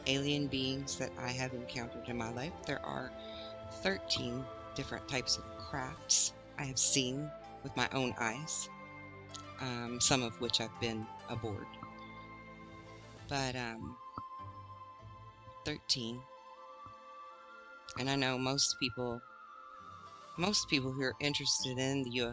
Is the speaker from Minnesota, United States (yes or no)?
no; Arkansas, United States; Where I grew up in Arkansas